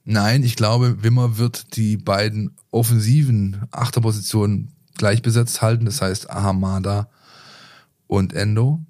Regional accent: the area of Löchgau, Baden-Württemberg, Germany; Ich komme aus der Ecke

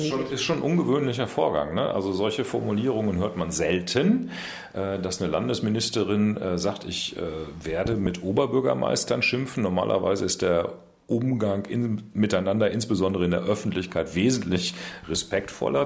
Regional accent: Münster, North Rhine-Westphalia, Germany; das Presseamt meiner Heimatstadt leiten in Münster

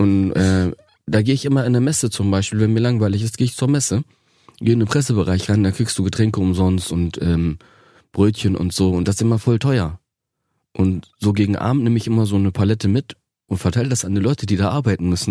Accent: Osnabrück, Lower Saxony, Germany; Das, das ist so meine Geburtsstadt. Ähm, da ist alles in Ordnung. Und das Gastarbeiterviertel, äh, wo ich groß geworden bin

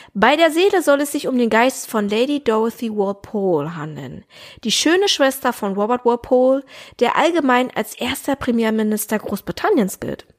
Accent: Germany; bei uns in Deutschland

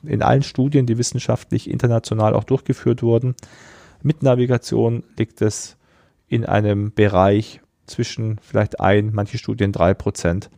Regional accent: Rosenheim, Bavaria, Germany; also born or lived in Braunschweig/Wolfsburg region; now in Braunschweig, Germany; bin ich ja in Rosenheim aufgewachsen, also fast in den Bergen.

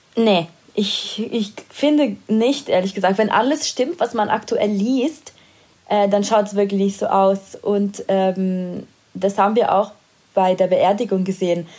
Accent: Italy; moved away; in meiner Heimat. Er war in Italien

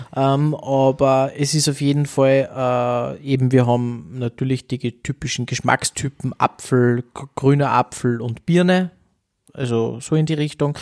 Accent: Austria; bei uns in Österreich

